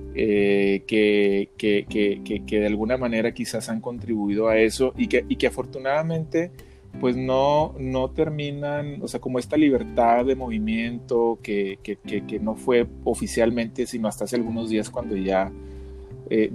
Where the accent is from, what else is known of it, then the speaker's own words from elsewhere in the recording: Mexico; viajé siendo un mexicano, eh, relajado y regresé siendo un mexicano